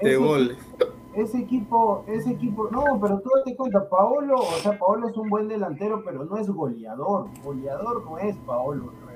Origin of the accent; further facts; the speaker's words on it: Peru; yo le digo como peruano